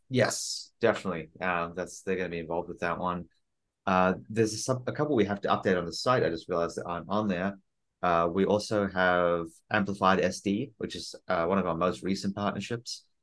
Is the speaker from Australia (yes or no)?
no; South Africa; I'm South African.